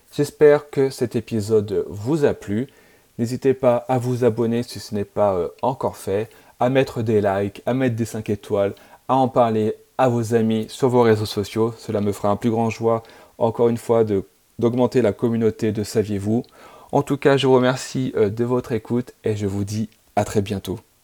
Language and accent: French; France; je suis français